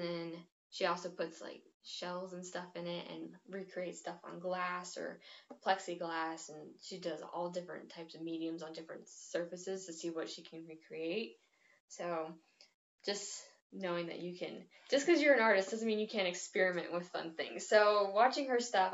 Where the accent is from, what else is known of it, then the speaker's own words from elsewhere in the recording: Rifle, Colorado, United States; also born or lived in Richland, Washington; So I moved when I was like a year old, so I don't remember anything, but I moved to Colorado, and I'm from Rifle. It's a very small town